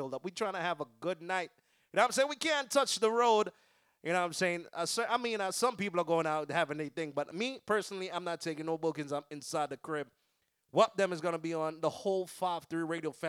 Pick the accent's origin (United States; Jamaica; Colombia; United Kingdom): Jamaica; I was born in Jamaica. I'm not from Trinidad.